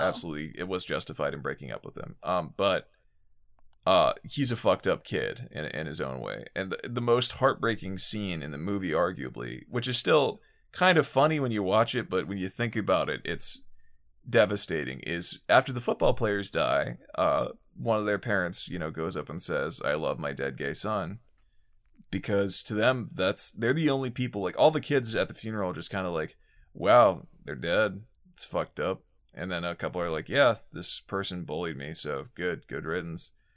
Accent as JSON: {"language": "English", "region": "Pennsylvania", "country": "United States", "tie": "born or raised there", "said": "my home state of Pennsylvania"}